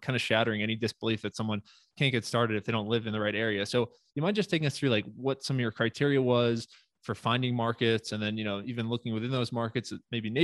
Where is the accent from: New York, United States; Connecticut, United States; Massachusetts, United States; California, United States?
New York, United States; moved away; I'm from New York originally